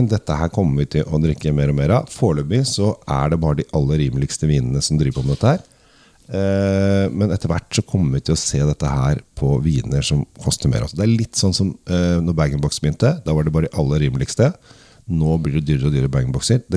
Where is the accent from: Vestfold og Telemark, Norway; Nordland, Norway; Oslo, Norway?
Oslo, Norway; men jeg er oppvokst på Sinsen. Oppvokst Sinsen, har godt forhold til det.